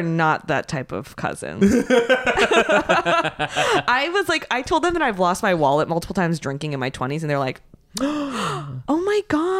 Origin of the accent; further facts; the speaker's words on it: United States; I'm American